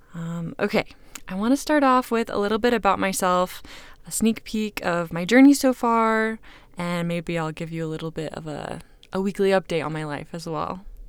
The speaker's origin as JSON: {"language": "English", "town": "Kansas City", "country": "United States", "moved": "yes", "lives_now": "Utah, United States", "said": "I am originally from Kansas City, now living in Utah with my husband, Quinn"}